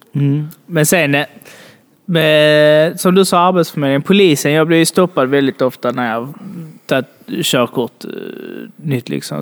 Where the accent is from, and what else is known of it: Sweden